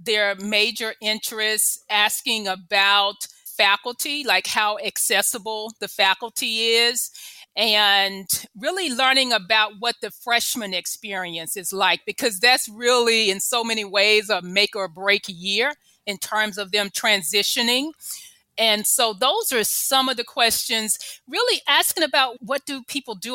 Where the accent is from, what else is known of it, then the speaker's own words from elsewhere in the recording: Memphis, Tennessee, United States; moved away as an adult; also born or lived in California; I grew up in Memphis